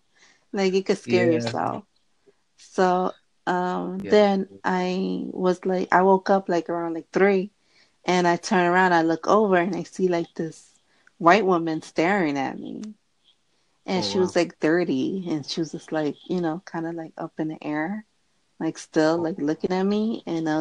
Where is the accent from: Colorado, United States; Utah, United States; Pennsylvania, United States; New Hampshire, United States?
Pennsylvania, United States; Philadelphia; Philadelphia. And you?